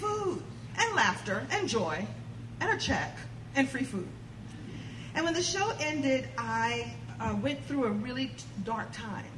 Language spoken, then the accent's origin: English; New York City, New York, United States; I'm a girl from Brooklyn